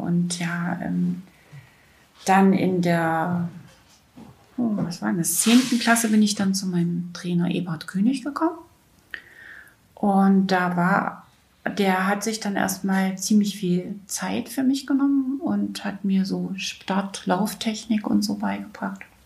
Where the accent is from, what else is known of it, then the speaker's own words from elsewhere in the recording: Weißenfels, Saxony-Anhalt, Germany; 1962 in Weißenfels in Sachsen-Anhalt geboren.